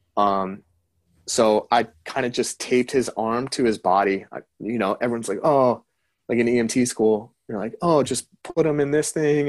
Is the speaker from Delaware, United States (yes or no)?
yes; Delaware, United States; from Delaware